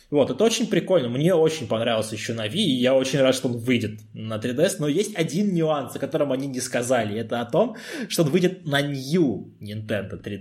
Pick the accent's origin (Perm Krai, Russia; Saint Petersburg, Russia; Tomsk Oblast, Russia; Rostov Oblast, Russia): Tomsk Oblast, Russia; Tomsk; now in Moscow, Russia; когда переехал в Москву из Томска, вся моя коллекция настольных игр осталась у меня там.